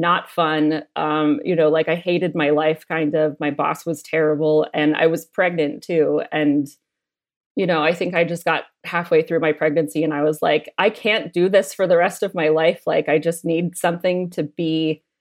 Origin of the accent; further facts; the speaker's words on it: United States; now in Australia; growing up in America